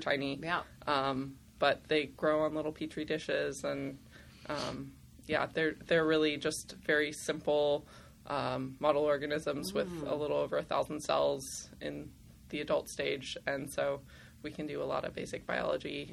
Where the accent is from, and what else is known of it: Simi Valley, California, United States; born or raised there; also born or lived in Los Angeles / Burbank / San Diego